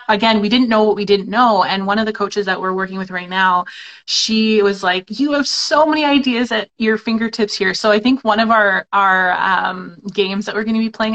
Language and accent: English; Canada; we're two Canadian photographers, so we know what it's like in our country